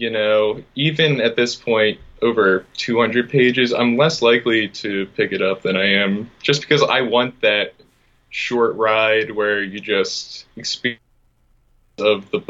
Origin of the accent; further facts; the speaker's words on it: Philadelphia, Pennsylvania, United States; Uh, in Philadelphia.